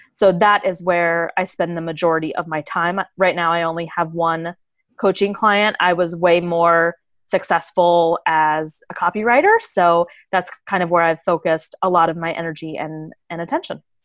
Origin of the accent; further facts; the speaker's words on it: United States; moved away as an adult; I'm an American